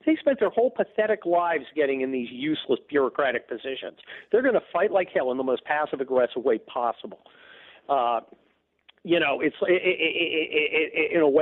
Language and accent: English; United States; I am an American citizen